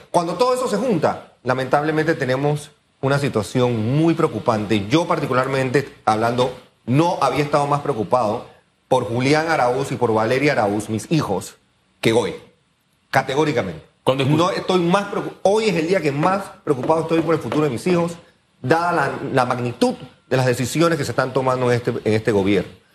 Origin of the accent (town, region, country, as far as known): Panama